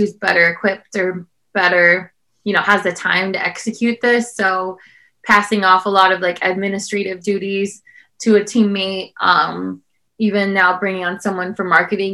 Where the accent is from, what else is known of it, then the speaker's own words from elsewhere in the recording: South Bend, Indiana, United States; where I grew up in South Bend, Indiana